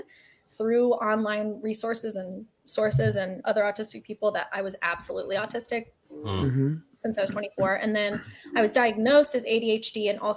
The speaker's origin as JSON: {"language": "English", "town": "Austin", "region": "Texas", "country": "United States", "tie": "born or raised there", "also_born_or_lived": "San Antonio, Texas", "lives_now": "Houston, United States", "said": "I was born in Austin, Texas"}